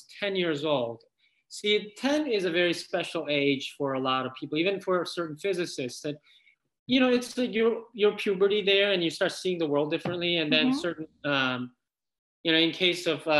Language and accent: English; South Korea; moved away as an adult; I grew up in Korea until I was 20 years old, and then I specifically moved here